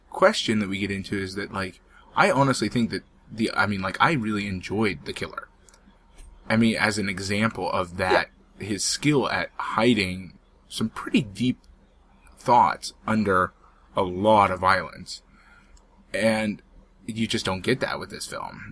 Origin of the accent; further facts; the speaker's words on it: United States; I am American